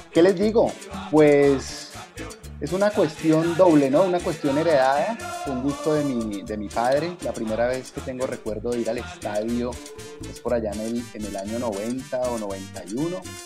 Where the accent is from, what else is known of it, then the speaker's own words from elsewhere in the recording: Cali, Valle del Cauca, Colombia; nací en el barrio Libertadores de Cali